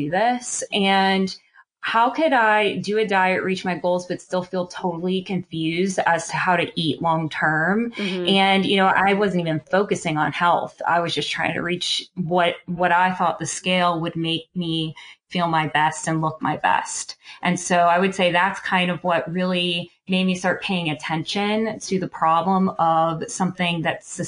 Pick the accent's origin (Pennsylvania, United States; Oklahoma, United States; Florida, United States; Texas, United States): Pennsylvania, United States; Pittsburgh; I'm from Pittsburgh, Pennsylvania